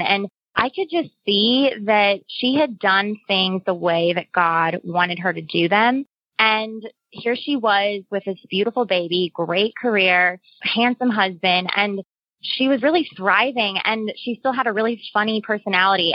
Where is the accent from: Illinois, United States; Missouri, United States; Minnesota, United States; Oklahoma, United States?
Missouri, United States; Cape Girardeau; moved away as an adult; also born or lived in New York; I grew up in Cape Girardeau, Missouri